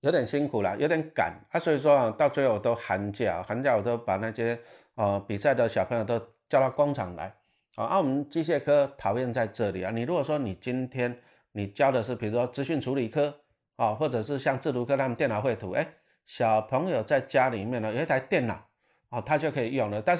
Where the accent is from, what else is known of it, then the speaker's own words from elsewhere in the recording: Taiwan; 我们台湾人很喜欢仇富，其实这个我不喜欢。